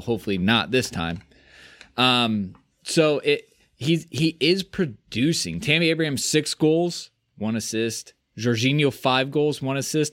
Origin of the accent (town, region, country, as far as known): United States